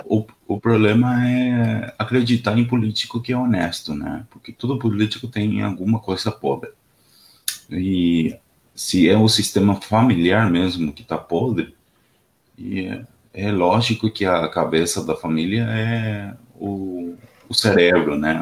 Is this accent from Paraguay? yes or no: yes; Ciudad del Este, Alto Paraná, Paraguay; eu sou do Paraguai, cidade do leste. Fronteira com Foz de Iguaçu.